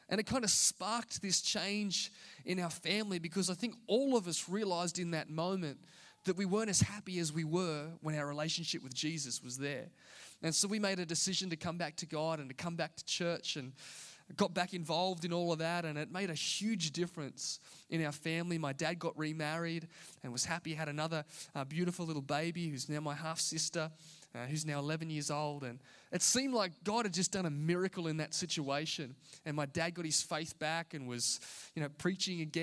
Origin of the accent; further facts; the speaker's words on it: Singleton, New South Wales, Australia; I grew up in Singleton, here in the Hunter Valley